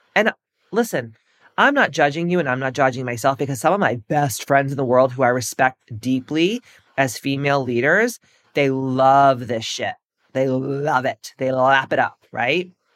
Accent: Massachusetts, United States; I'm from Massachusetts

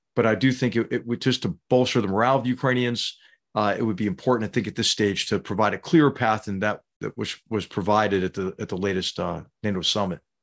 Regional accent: Philadelphia, Pennsylvania, United States; we would go down the shore from Philadelphia

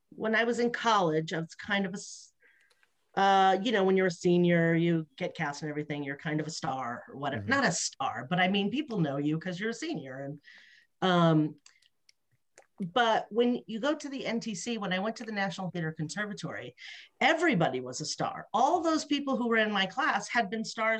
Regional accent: Los Angeles, California, United States; moved away; I was from Los Angeles.

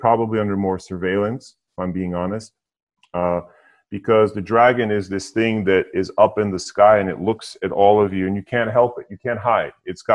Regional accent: United States; also born or lived in Europe; I'm American, was born here, but I've lived in Europe.

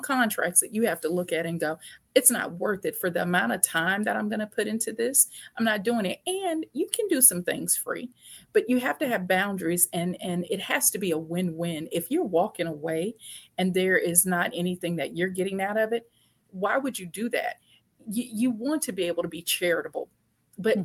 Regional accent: Shreveport, Louisiana, United States; I grew up in Shreveport, Louisiana

